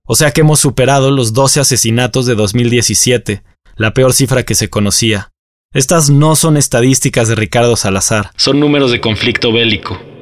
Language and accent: Spanish; Mexico; lo que nos mantiene como mexicanos